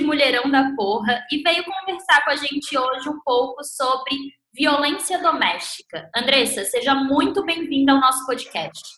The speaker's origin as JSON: {"language": "Portuguese", "region": "Santa Catarina", "country": "Brazil", "said": "Eu sou de Santa Catarina"}